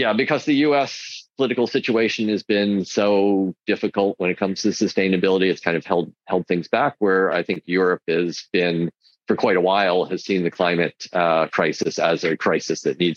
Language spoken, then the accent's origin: English; United States; as an American